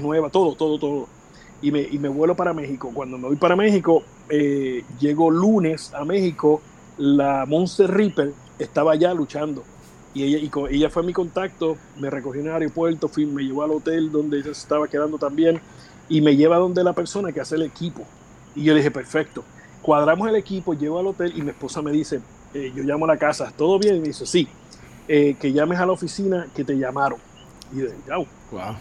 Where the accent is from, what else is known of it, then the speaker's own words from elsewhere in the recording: Vega Alta, Puerto Rico; yo soy natural de Vega Alta